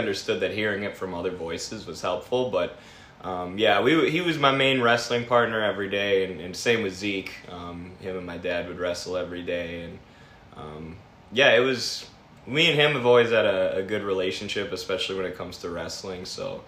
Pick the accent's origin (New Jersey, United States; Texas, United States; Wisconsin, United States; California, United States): Wisconsin, United States; Sauk Prairie; also born or lived in Manchester, Iowa; now in Dubuque, United States; I was born in Manchester. Okay. Yeah, so, then I moved to Wisconsin, I think I was two.